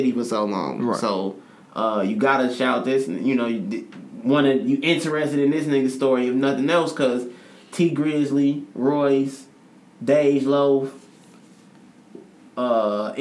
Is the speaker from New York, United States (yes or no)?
no; Chicago, Illinois, United States; I'm from Chicago